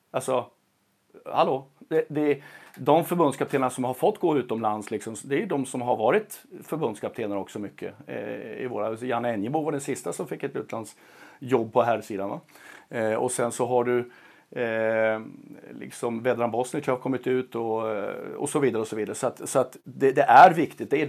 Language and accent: Swedish; Sweden; Som svensk coach så är det absolut mest hedersamma uppdraget och ärofyllda uppdraget du kan få.